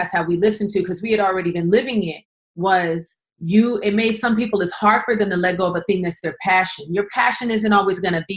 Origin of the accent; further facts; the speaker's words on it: Los Angeles, California, United States; I'm from South Central